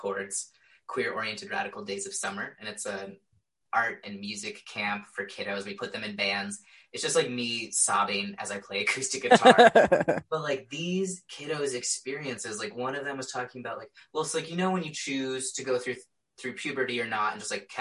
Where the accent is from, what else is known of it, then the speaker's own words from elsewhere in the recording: Indiana, United States; I was straight up taught growing up in Indiana